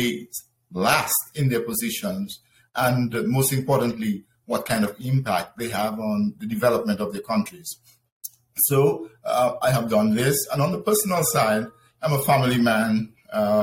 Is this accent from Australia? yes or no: no; Dominica; moved away as an adult; also born or lived in Venezuela; now in United States; I was born in the Commonwealth of Dominica